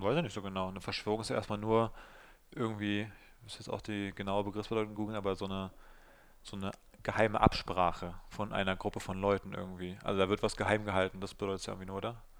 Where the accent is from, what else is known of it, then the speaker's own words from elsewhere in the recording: Berlin, Germany; zum einen komme ich ja aus dem Südosten von Berlin, wo ich aufgewachsen bin